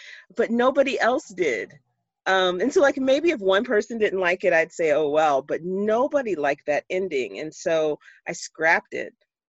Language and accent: English; Jacksonville, Florida, United States; now in Pittsburgh, United States; Yeah, that I was born and raised in Jacksonville, Florida. I still consider myself a Southerner. I've lived in Pittsburgh longer than I lived in Florida, and then Florida is still home.